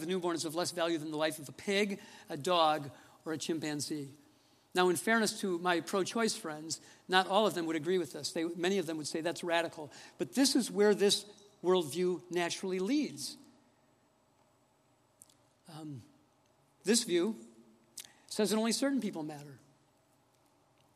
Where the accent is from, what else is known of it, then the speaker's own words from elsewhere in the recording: Detroit, Michigan, United States; moved away as an adult; also born or lived in Fort Wayne, Indiana; I grew up in Detroit in a very good home